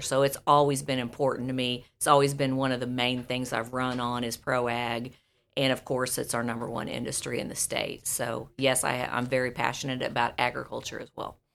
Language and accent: English; Buffalo, Missouri, United States; there in Buffalo, my hometown.